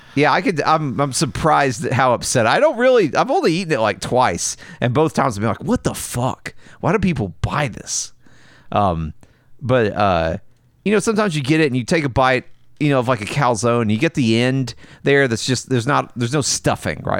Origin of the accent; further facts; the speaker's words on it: the South, United States; I'm from the South